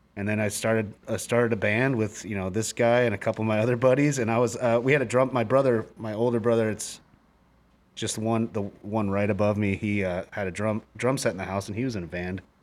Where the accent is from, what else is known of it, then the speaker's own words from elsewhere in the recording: Phoenix, Arizona, United States; now in Seattle, United States; I grew up in Phoenix